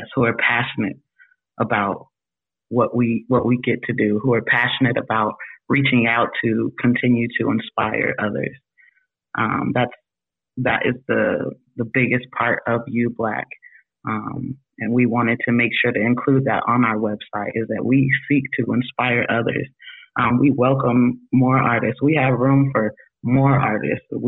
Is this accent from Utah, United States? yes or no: yes; Utah, United States; I myself am not from Utah originally either, but grew up in Utah.